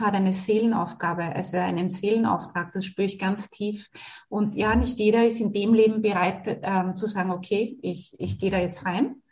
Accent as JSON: {"language": "German", "country": "Australia", "tie": "born or raised there", "said": "Ich bin ja in Australien geboren"}